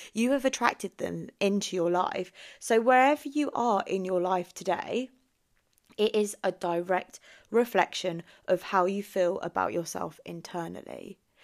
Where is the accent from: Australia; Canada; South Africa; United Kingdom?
United Kingdom; England; also born or lived in Philippines; So I was born in the Philippines, came to England when I was ten days old